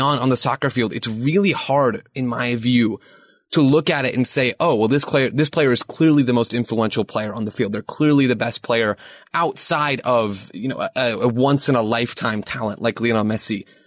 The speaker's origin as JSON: {"language": "English", "country": "United States", "said": "as an American"}